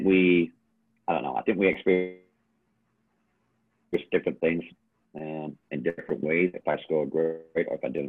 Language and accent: English; England, United Kingdom; now in Oklahoma, United States; growing up in England